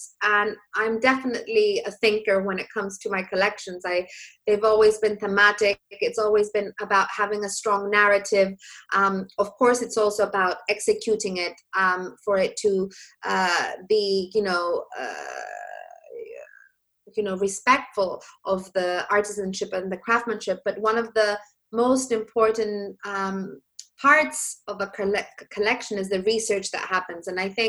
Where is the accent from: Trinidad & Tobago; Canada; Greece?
Greece; Athens, Attica; moved away as an adult; growing up in Greece